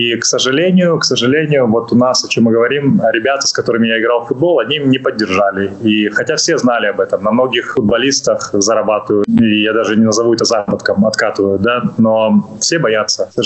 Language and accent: Russian; Netherlands; also born or lived in Ukraine; Хоть я понимаю, родился в Украине, родился в Советском Союзе, но вот сознательную часть сознательной жизни я провел в Нидерландах